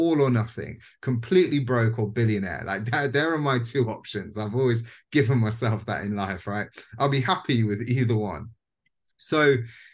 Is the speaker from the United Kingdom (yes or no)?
yes; Leicester, East Midlands, United Kingdom; I went up to Leicester, you know, my hometown